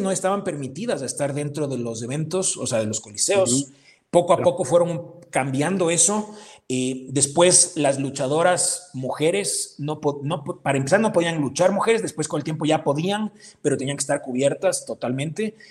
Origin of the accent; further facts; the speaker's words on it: Ecuador; Ecuador, por ser nuestro país